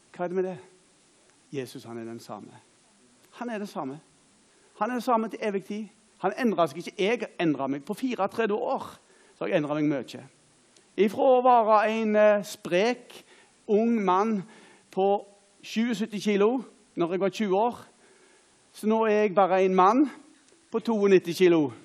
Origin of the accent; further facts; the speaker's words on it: Åkrehamn, Rogaland, Norway; Jeg er da ifra Åkra